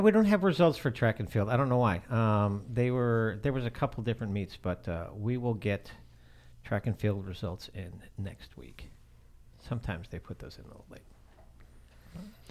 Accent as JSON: {"language": "English", "area": "outside of Chicago", "region": "Illinois", "country": "United States", "tie": "born or raised there", "moved": "yes", "said": "I grew up outside of Chicago"}